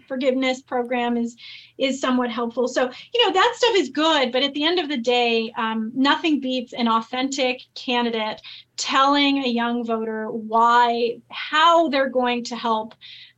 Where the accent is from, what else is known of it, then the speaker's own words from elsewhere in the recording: California, United States; I grew up in California